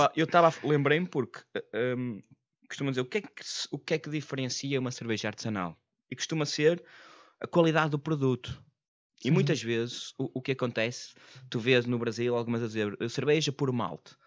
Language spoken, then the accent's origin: Portuguese; Porto, Norte, Portugal; moved away; eu sou do Porto